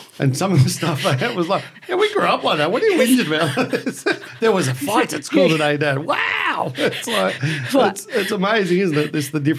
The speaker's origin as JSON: {"language": "English", "country": "Australia", "said": "us Aussies."}